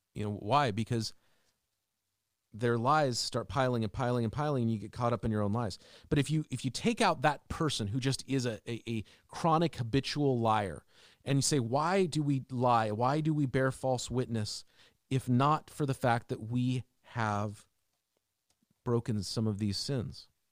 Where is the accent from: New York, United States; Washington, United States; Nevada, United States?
Washington, United States; Seattle; As a kid growing up in Seattle